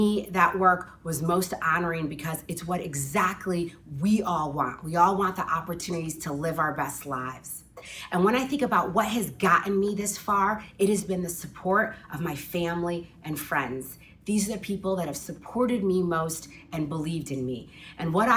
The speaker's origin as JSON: {"language": "English", "town": "Chicago", "region": "Illinois", "country": "United States", "tie": "born or raised there", "said": "I grew up here in Chicago in a family of service"}